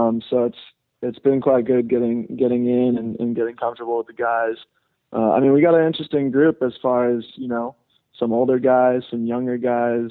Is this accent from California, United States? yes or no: yes; Burbank, California, United States; I grew up in Southern California here